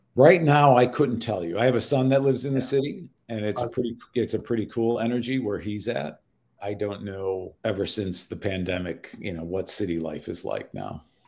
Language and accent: English; Chicago, Illinois, United States; Middle school, high school, we moved from Chicago proper, west side of the city, which is now kind of a war zone, to a fairly affluent suburb.